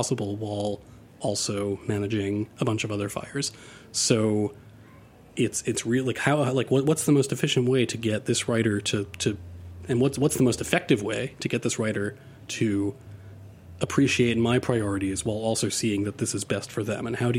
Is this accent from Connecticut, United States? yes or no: no; New York City, New York, United States; when I was growing up in Queens, almost none of my friends were white